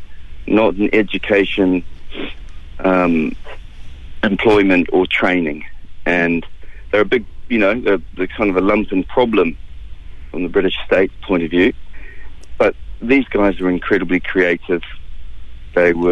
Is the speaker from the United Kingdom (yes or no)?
no; Gisborne, New Zealand; I grew up in Gisborne